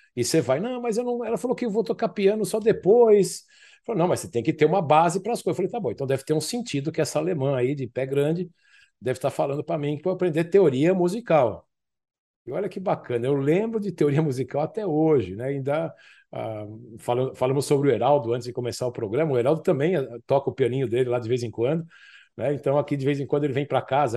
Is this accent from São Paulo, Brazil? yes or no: yes; São Paulo, Brazil; Eu morava no Tucuruvi, eu sou da zona norte de São Paulo